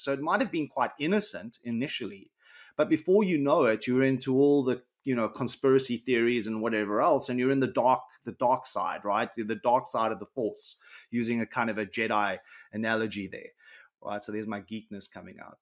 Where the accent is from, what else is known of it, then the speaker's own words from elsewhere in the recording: Johannesburg, Gauteng, South Africa; where I grew up in South Africa was on the south side of Johannesburg.